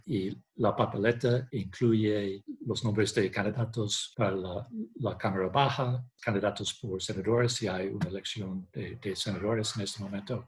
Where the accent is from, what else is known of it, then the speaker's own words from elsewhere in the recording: Connecticut, United States; nací en Connecticut